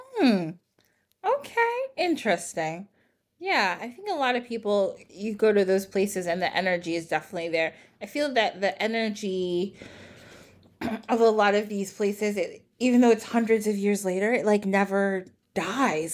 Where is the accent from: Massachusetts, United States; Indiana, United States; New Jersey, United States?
New Jersey, United States; "Where are you guys from?" And we're like, "New Jersey."